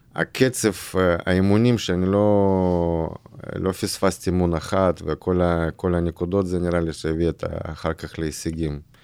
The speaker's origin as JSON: {"language": "Hebrew", "town": "Irkutsk", "region": "Irkutsk Oblast", "country": "Russia", "tie": "born or raised there", "second_language": "Hebrew", "moved": "as an adult", "lives_now": "Israel", "said": "אני גדלתי בברית המועצות"}